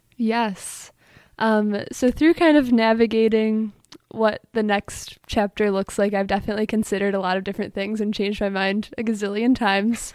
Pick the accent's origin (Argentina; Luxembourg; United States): United States; Allen Park, Michigan; now in Ann Arbor, United States; I'm from Allen Park, Michigan. Grew up going to Allen Park Presbyterian Church